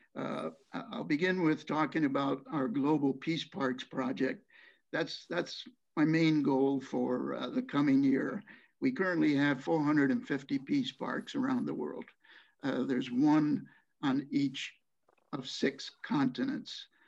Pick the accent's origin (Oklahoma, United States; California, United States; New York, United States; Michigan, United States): New York, United States; Utica; moved away; here in Utica, New York, uh, my hometown that I've returned to after some 60 years